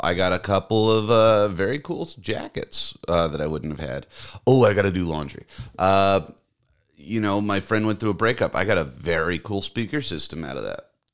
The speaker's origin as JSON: {"language": "English", "region": "the South", "country": "United States", "tie": "born or raised there", "moved": "yes", "said": "I grew up in the South. We didn't get snow."}